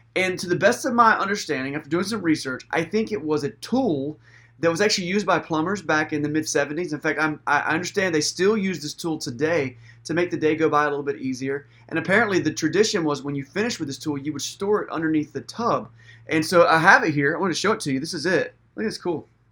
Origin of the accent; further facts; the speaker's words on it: United States; we're modern American people